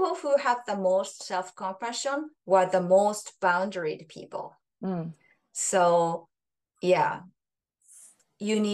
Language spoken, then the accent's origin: English; Japan; first language Japanese; English is a second language; now in Canada; It's Japan is my home country, and I speak Japanese. Japanese is mother tongue